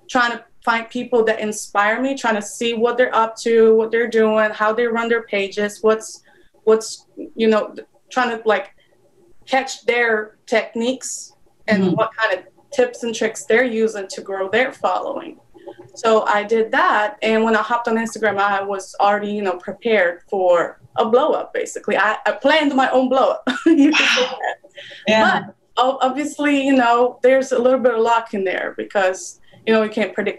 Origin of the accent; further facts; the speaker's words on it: Poland; English is a second language; moved away as an adult; now in United States; I'm originally from Poland. I moved to the United States like 3 years ago